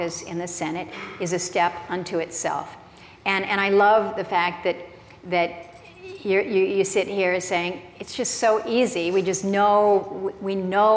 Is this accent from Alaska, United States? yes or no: yes; Alaska, United States; I come from Alaska